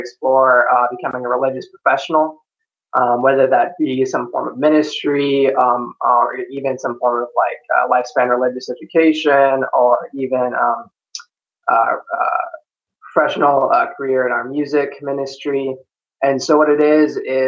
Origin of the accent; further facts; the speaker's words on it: Tucson, Arizona, United States; now in Seattle, United States; I was born and raised in Tucson, Arizona